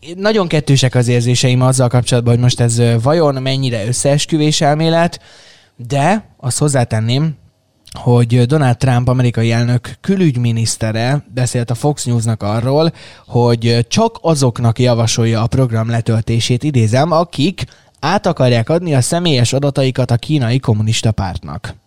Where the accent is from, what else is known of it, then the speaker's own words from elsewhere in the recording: Szeged, Csongrád-Csanád, Hungary; szegediek vagyunk, és azért így hazahúz a szívünk egy kicsit